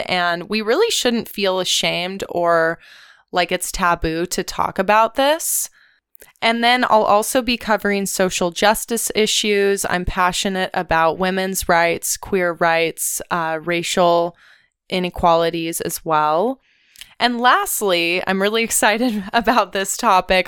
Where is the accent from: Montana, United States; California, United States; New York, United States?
California, United States; Ventura; I'm a SoCal native. I grew up in Ventura, California